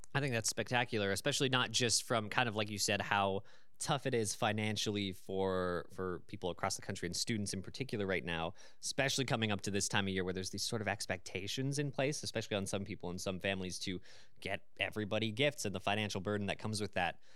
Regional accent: London, Ontario, Canada; I was born and raised in London, so I'm naturally used to this city

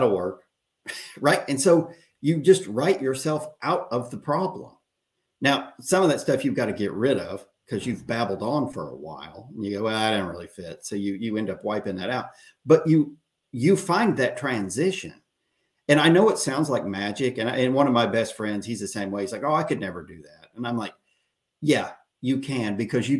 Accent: Oklahoma, United States; moved away as an adult; now in Texas, United States; I was born in Oklahoma, and I lived there for the first 30 years

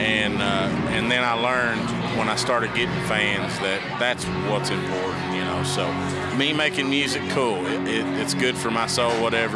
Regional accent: central Kentucky, United States; I was born in Stamford, Kentucky, raised in Bergen, which is right dead center

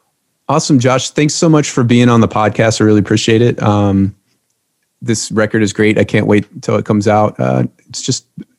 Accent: Louisiana, United States; I'm from Louisiana

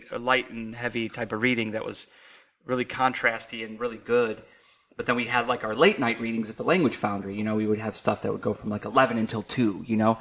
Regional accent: Cleveland, Ohio, United States; moved away as an adult; also born or lived in Massachusetts / California; now in New Orleans, United States; back before I moved to New Orleans, where my hometown, I came back to Cleveland for a few years

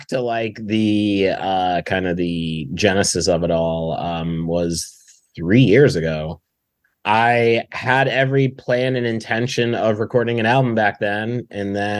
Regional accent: Binghamton, New York, United States; now in Brooklyn, United States; I grew up in Binghamton

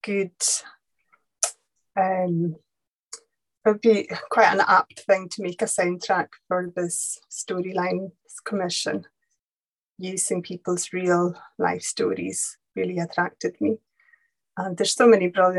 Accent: Lewis, Outer Hebrides, Scotland, United Kingdom; I was born here and brought up here, and brought up speaking Gaelic as well as English

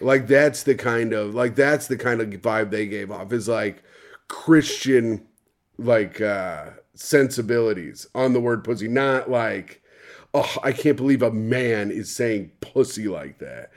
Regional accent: Indiana, United States; I'm from Indiana

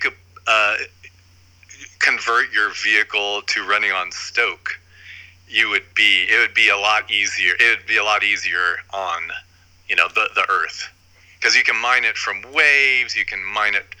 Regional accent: Huntington Beach, California, United States; I grew up in Huntington Beach

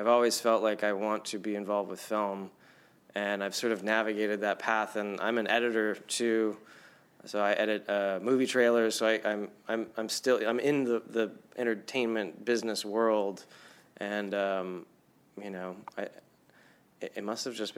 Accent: Los Angeles, California, United States; I grew up in Los Angeles

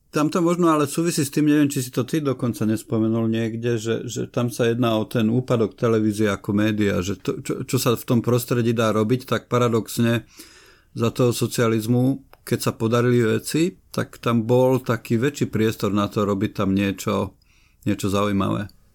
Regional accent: Nová Dubnica, Trenčín Region, Slovakia; keď som vyrastal v Novej Dubnici v paneláku na 7. poschodí

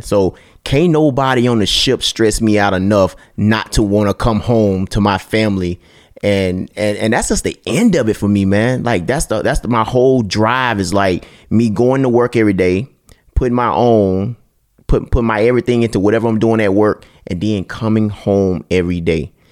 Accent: Mississippi, United States; I'm from Mississippi

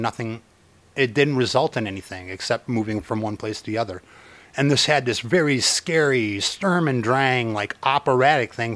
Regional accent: Chicago, Illinois, United States; I'm from Chicago, we used to go to the Art Institute every 3 days for field trips

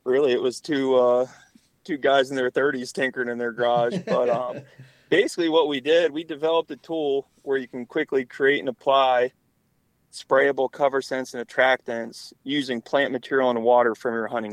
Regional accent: North Central Pennsylvania, United States; I grew up in North Central Pennsylvania

